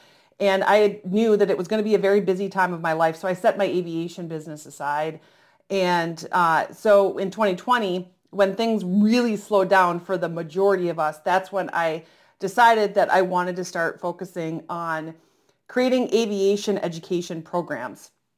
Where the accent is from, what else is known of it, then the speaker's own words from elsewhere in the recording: Oshkosh, Wisconsin, United States; And thankfully, I grew up around the Experimental Aircraft Association, which is in Oshkosh, Wisconsin.